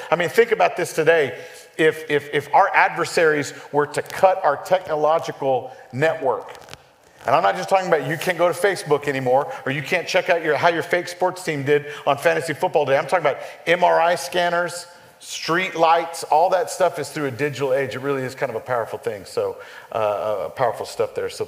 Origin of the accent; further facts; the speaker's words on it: El Paso, Texas, United States; moved away as an adult; also born or lived in San Antonio, Texas / Dallas-Fort Worth Metroplex, Texas; I grew up born in San Antonio, grew up out in West Texas